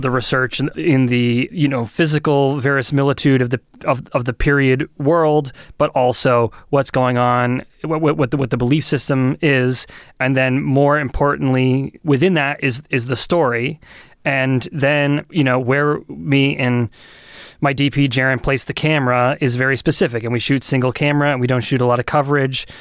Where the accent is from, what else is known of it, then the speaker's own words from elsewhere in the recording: Lee, New Hampshire, United States; also born or lived in Portsmouth, New Hampshire; I grew up in Lee